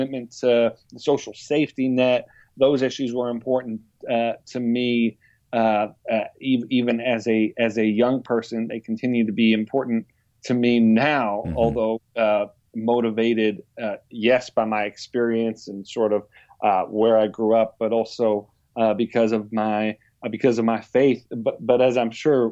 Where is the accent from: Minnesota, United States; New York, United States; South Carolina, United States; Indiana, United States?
New York, United States; Buffalo; I grew up in Buffalo